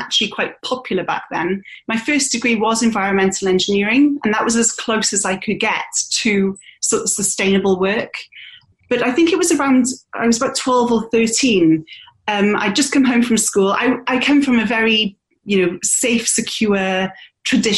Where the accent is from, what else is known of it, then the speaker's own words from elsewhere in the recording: United Kingdom; moved away as an adult; also born or lived in Australia; now in Bristol, United Kingdom; I'm British born. I do have an Aussie passport.